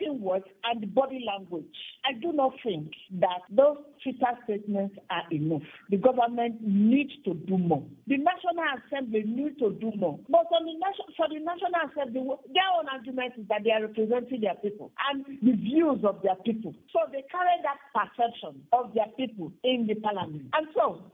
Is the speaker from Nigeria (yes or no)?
yes; Nigeria; I am a Nigerian.